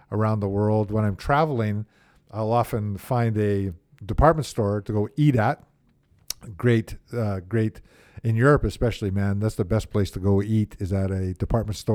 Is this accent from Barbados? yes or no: no; Manitoba, Canada; born or raised there; also born or lived in Milton, Nova Scotia